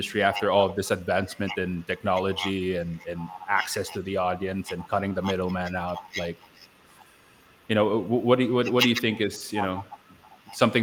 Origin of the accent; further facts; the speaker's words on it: Pampanga, Central Luzon, Philippines; family's over here in my hometown